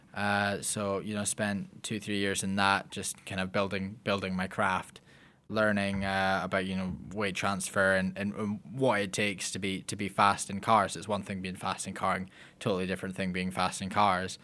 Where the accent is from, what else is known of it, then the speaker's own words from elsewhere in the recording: Lockerbie, Scotland, United Kingdom; I am from Lockerbie, Scotland